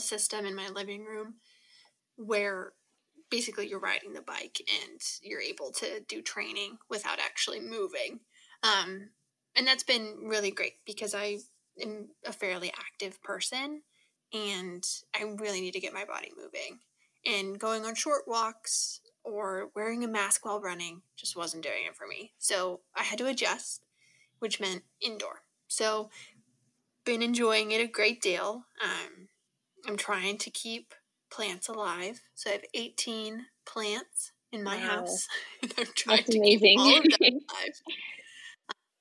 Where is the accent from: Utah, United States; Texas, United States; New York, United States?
Utah, United States; moved away as an adult; now in Oregon, United States; growing up in Utah, I have enormous mountains, but we didn't have a lot of water